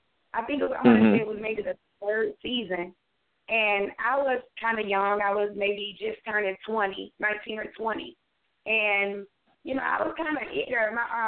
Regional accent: Alabama, United States; Oh, my God. … This song, though, Alabama, first of all, I'm the only child.

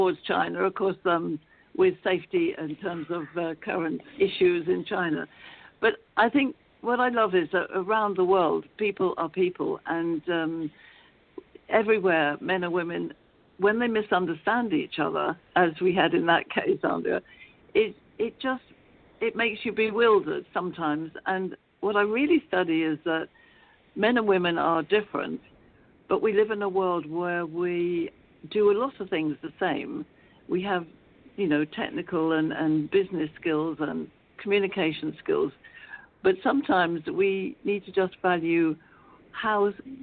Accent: London, United Kingdom; moved away as an adult; as you might tell from my accent, I come from London, England.

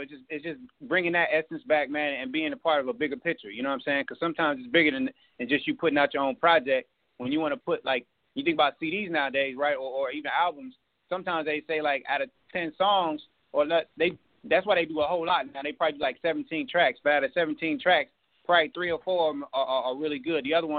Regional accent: Kansas, United States; now in Austin, United States; I'm from the Junktown, represent Kansas, living in ATX right now.

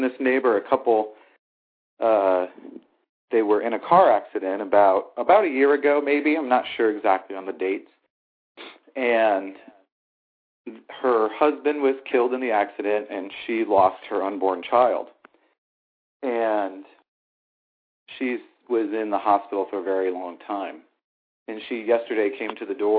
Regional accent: St. Louis, Missouri, United States; my hometown is St. Louis.

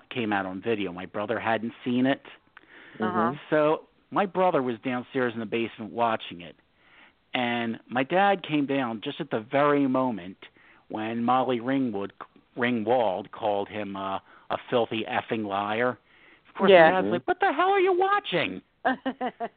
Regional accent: Upper Darby, Pennsylvania, United States; also born or lived in Havertown; I grew up in Delaware County. I lived in Upper Darby for several years, then Havertown

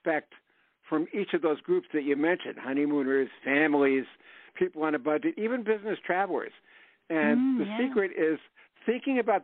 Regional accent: Passaic, New Jersey, United States; my hometown of Passaic, New Jersey

